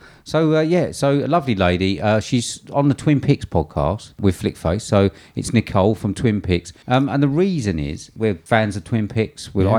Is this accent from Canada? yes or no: no; England, United Kingdom; because I'm English